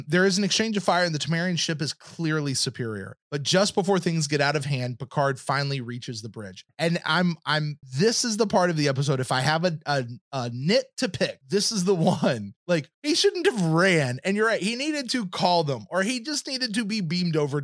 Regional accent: the South, United States; me as a Southerner

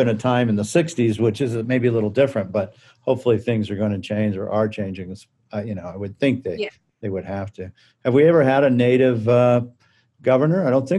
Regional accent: New Mexico, United States; I grew up in New Mexico. I went to, you know, kindergarten through high school

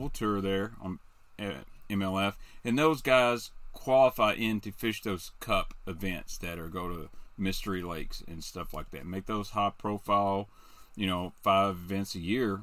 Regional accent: Benton, United States; born or raised there

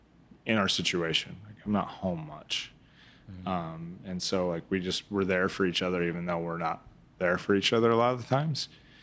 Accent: Midwest, United States; Like growing up in the Midwest, like he was influential.

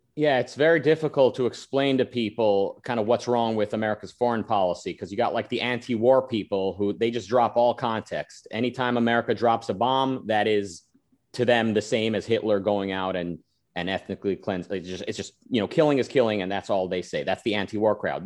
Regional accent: Israel; moved away; I was born in Israel. I lived there.

